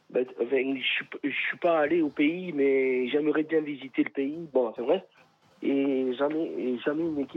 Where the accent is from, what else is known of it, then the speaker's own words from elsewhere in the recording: France; pas ivoirien d'origine, français. Je suis né en France et je supporte la Côte d'Ivoire.